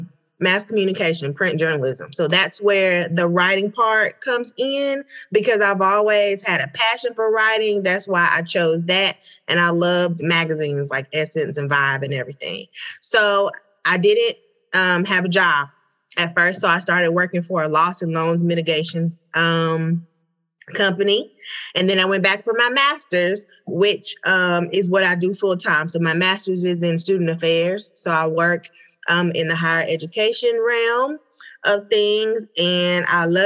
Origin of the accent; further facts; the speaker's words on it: Hope, Arkansas, United States; moved away as an adult; now in Atlanta, United States; So I am originally from Hope, Arkansas, but I live in Atlanta, Georgia now.